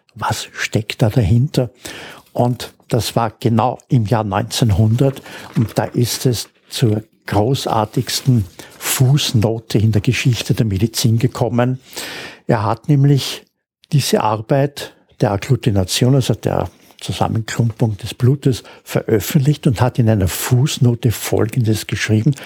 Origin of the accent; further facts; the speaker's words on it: Austria; als Österreicher